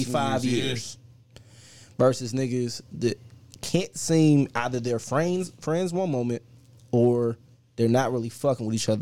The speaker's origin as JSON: {"language": "English", "town": "Cleveland", "region": "Ohio", "country": "United States", "tie": "born or raised there", "said": "especially us being in Cleveland"}